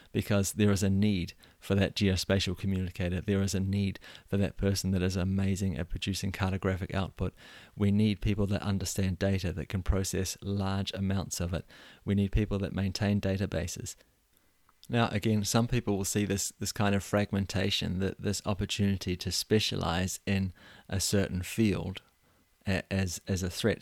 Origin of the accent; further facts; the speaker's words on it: New Zealand; moved away as an adult; now in Denmark; I was born and raised in New Zealand